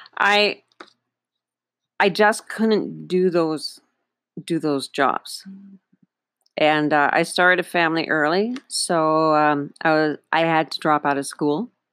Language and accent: English; Northern Ontario, Canada; now in Panama; I was raised in Northern Ontario, Canada